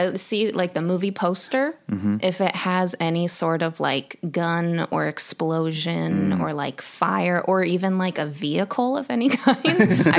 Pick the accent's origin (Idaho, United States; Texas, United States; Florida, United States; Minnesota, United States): Idaho, United States; moved away as an adult; now in Los Angeles, United States; No, I'm from Idaho.